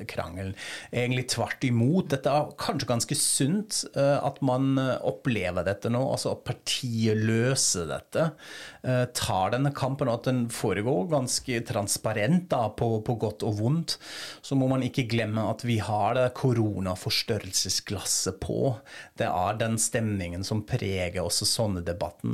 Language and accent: Norwegian; Germany; moved away